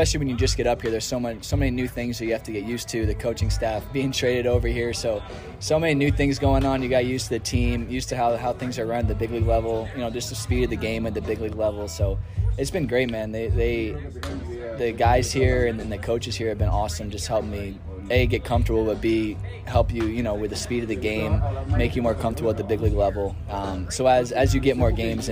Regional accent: East Coast, United States; moved away as an adult; also born or lived in Arizona; now in California, United States; I'm from the East Coast, but I always love the West Coast

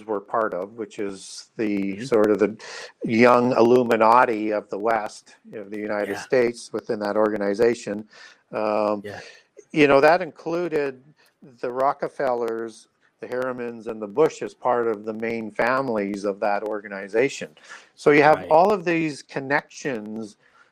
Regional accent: Canada; I'm Canadian

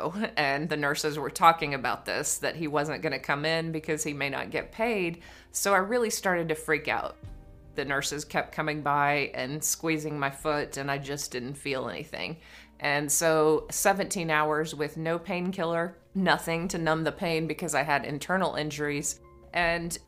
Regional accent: East Texas, United States; When I grew up in East Texas, I was an only child in the country

